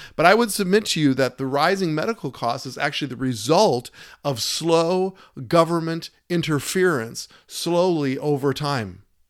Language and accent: English; United States; as American citizens